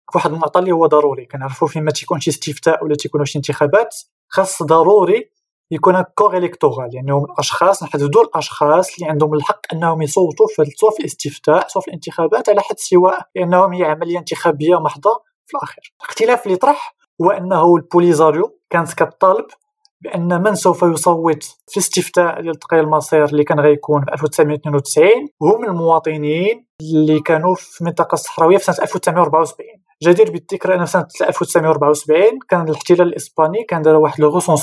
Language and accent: Arabic; Morocco